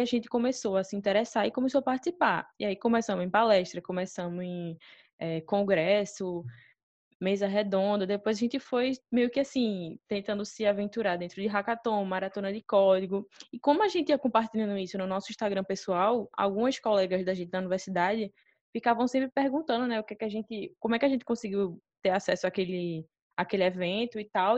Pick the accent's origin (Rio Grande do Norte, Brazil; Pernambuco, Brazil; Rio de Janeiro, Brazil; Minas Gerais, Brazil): Pernambuco, Brazil; Recife; a gente é de Recife, e aqui tem um Porto Digital